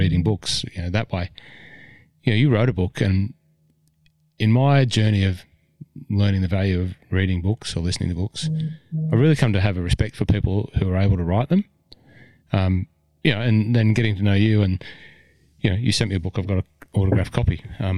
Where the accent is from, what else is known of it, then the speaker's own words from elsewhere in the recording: Hunter Valley, New South Wales, Australia; as a kid growing up in the Hunter Valley